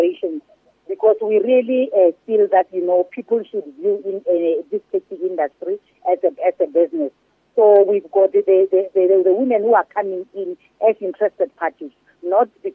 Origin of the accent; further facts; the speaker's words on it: South Africa; together as South African, we can pray